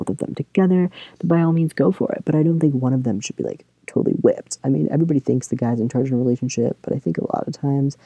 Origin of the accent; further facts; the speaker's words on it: Kentucky, United States; moved away as an adult; now in Michigan, United States; I grew up in Kentucky